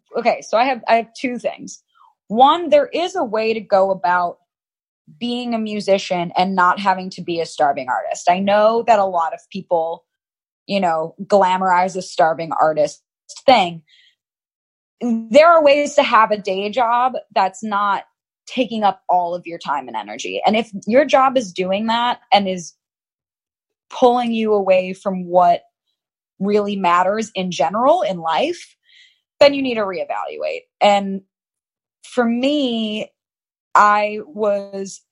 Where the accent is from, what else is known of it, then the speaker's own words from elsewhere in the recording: Chicago, Illinois, United States; moved away as an adult; also born or lived in Los Angeles; I'm from Chicago. I'm from the Midwest